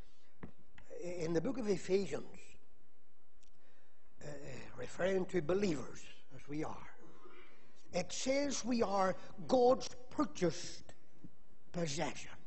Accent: Magherafelt, Northern Ireland, United Kingdom; Whenever I was a wee boy, growing up in Macclesfield

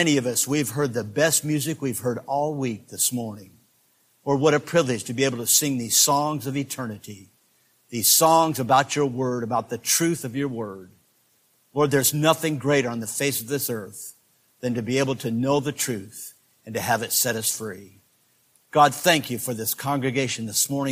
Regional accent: Greenville, South Carolina, United States; I'm from Greenville, South Carolina

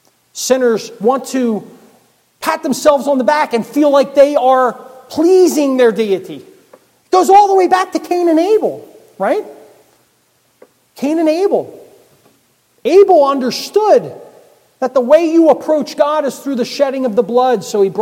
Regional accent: Philadelphia, Pennsylvania, United States; born there; I was born in Philadelphia. Never lived in Philadelphia.

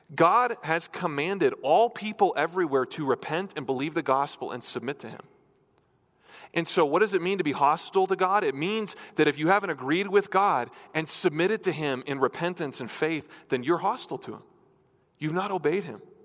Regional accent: New Hampshire, United States; moved away; I grew up in New Hampshire, in New England.

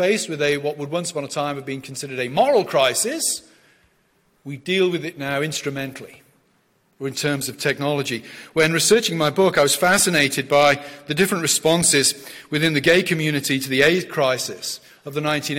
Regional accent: South West England, United Kingdom; moved away as an adult; I'm from the West Country of England.

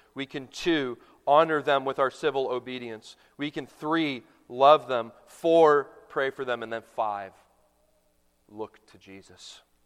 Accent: Canada; now in United States; a young boy growing up in Canada

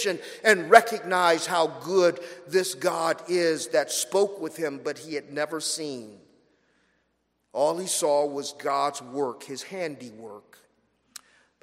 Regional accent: Los Angeles, California, United States; now in Florida, United States; I'm from Los Angeles.

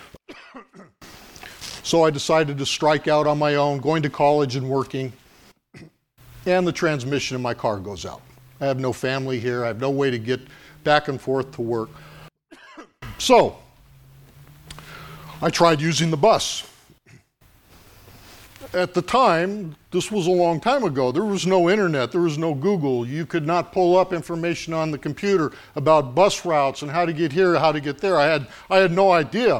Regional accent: Los Angeles, California, United States; When I was a little boy, growing up in Los Angeles, my grandmother often cared for me and my sister while my mom worked

